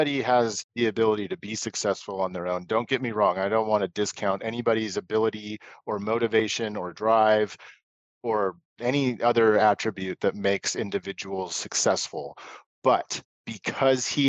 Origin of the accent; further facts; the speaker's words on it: Portland, Oregon, United States; also born or lived in Tualatin / Beaverton; I'm born and raised in Portland